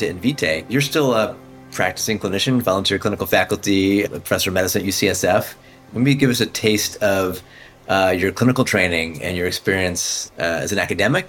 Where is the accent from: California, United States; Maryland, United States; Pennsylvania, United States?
Maryland, United States; Silver Spring; I grew up in Silver Spring.